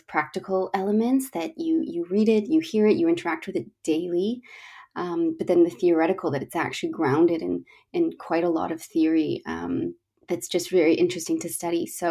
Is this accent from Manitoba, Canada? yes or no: no; Toronto, Ontario, Canada; moved away as an adult; now in London, United Kingdom; I'm from Toronto, Canada, currently living in London, England, for about 7 years now.